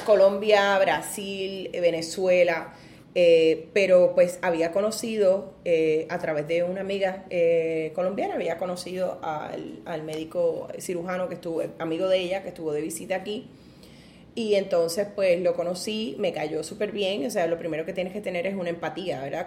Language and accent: Spanish; Ponce, Puerto Rico; viví pues en un caserío, ahí fue donde me crié, en Ponce, en el caserío Pedro Rosalí